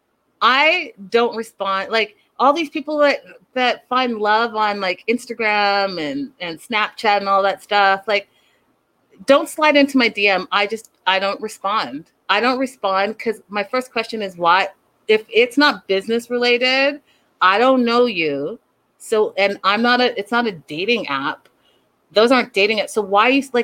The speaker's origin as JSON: {"language": "English", "country": "Canada", "said": "I have African parents, and I'm from Canada"}